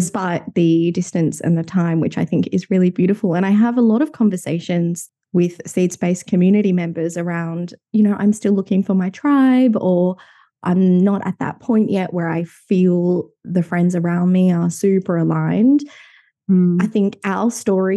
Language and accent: English; Sydney, New South Wales, Australia; both growing up in Sydney.